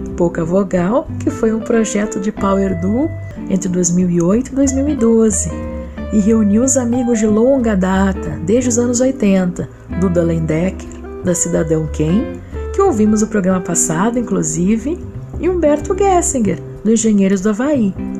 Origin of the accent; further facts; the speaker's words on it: Porto Alegre, Rio Grande do Sul, Brazil; Porto Alegre, minha terra